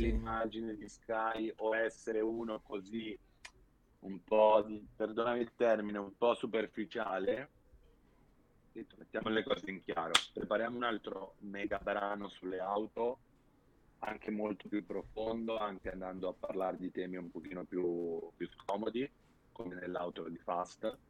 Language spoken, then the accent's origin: Italian; Milan, Lombardy, Italy; fin da bambino, sono di Milano, eh, ho Monza qua vicino